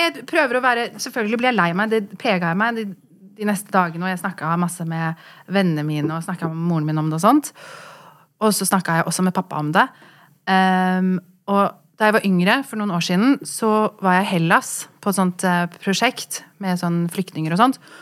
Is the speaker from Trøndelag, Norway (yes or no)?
no; Oslo, Norway; also born or lived in London; vi er jo fra Furuset